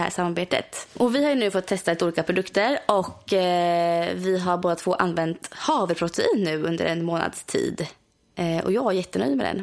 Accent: near Borghamn, Östergötland, Sweden; i Borghamn, vilket är väldigt nära min hemstad

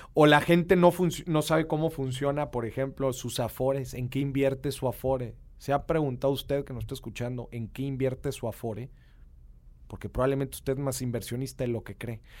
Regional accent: Monterrey, Nuevo León, Mexico; accent: regio; Poncho y yo somos de Monterrey. Este, y pues somos acá bien regios. Yo creo que yo tengo más acento que el buen Poncho

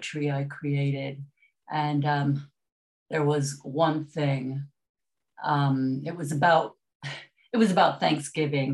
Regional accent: Detroit, Michigan, United States; I grew up in Detroit

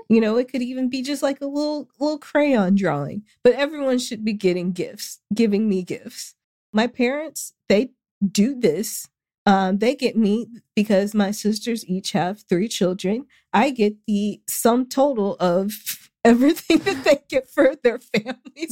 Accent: the South, United States; I'm from the South

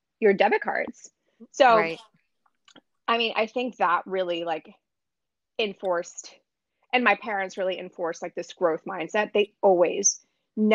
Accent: New Jersey, United States; moved away as an adult; now in Brooklyn, United States; I was born and raised in New Jersey

